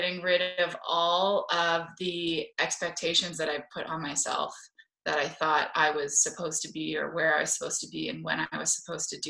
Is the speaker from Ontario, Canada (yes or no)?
yes; Toronto, Ontario, Canada; accent: Canadian; moved away as an adult; now in San Diego, United States; I grew up in Toronto